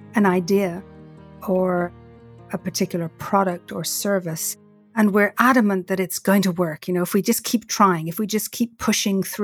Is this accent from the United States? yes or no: no; Ireland; growing up in Ireland, we used to go to see Maureen Potter and the end of year Christmas special in the Gaiety Theatre.